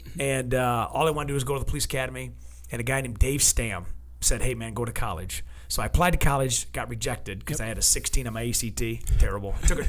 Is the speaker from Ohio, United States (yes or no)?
yes; Ohio, United States; born there; All my family, born and raised in Detroit. I was born in Ohio.